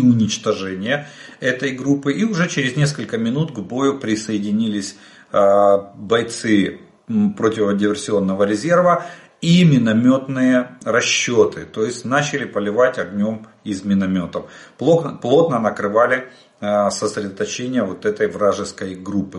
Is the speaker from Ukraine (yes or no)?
yes; Ukraine; мы из Украины